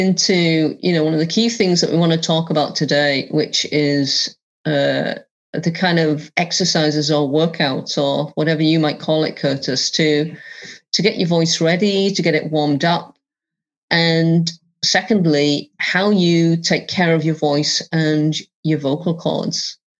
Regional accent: England, United Kingdom; as a kid, I grew up in England and we didn't have daytime TV when I was growing up

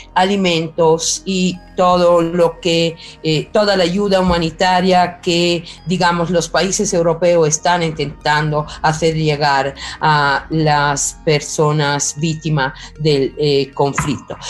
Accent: Italy; soy italiana y conozco de cerca esta realidad.

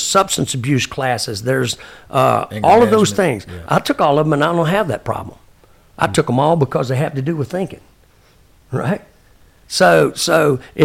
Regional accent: Texas, United States; I'm a Texan.

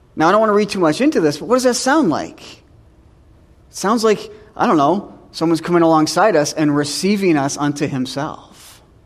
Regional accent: New Hampshire, United States; moved away; I'm from New Hampshire

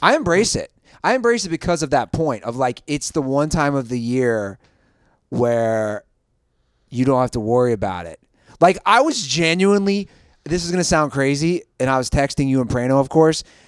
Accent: Cincinnati, Ohio, United States; my hometown

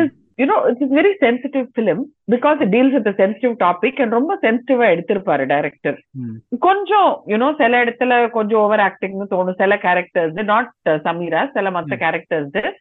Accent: Tamil Nadu, India; moved away as an adult; now in Karnataka, India; நான் பிறந்து வளர்ந்தது எல்லாம் தமிழ்நாடு இப்ப கடைசி ஏழு வருஷமா கர்நாடகால இருக்கேன்

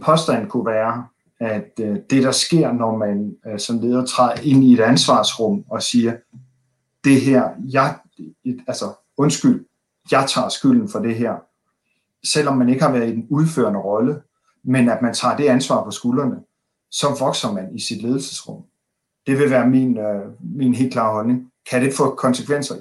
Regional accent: Denmark; som danskere

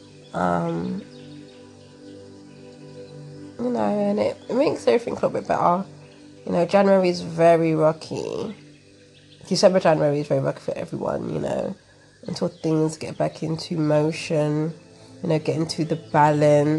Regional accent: London, United Kingdom; I am from London town. I'm from England, so I'm from the capital

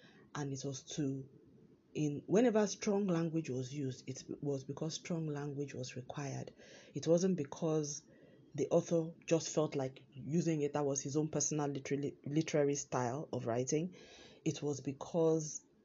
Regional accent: Nigeria; moved away; my home country, Nigeria

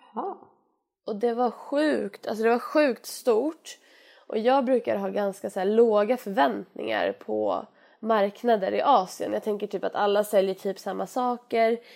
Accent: Sweden; oss som är svenskar

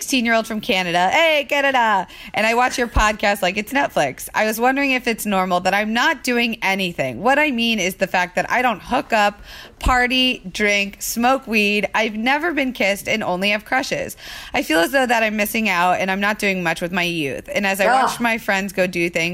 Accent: Florida, United States; now in Los Angeles, United States; growing up in Florida

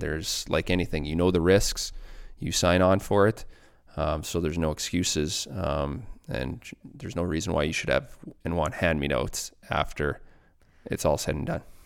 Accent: Bruno, Saskatchewan, Canada; moved away; also born or lived in Lloydminster; I grew up, uh, in Bruno, Saskatchewan.

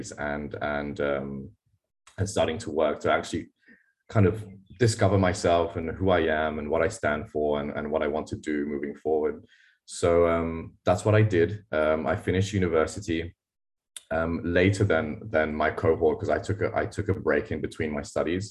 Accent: Mauritius; also born or lived in Australia; I moved back from Australia to Mauritius

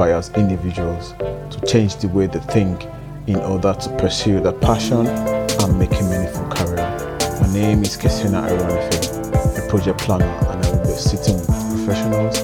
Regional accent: Lagos, Nigeria; moved away as an adult; now in United Kingdom; I was born in Lagos, Nigeria. And that was where I did all my schooling, from primary school to secondary school to university.

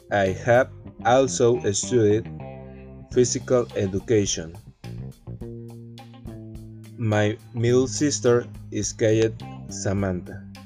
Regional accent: Veracruz, Mexico; English is a second language; I am 19 years old. I am from Veracruz, Mexico. I lived with my parents in the north part of the state of Veracruz.

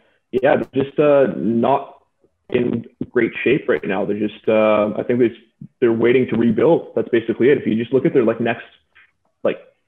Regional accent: Canada; I'm from Canada

